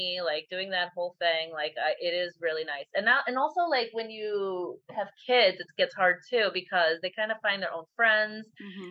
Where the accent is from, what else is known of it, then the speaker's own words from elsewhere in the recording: Midwest, United States; moved away; we're from the Midwest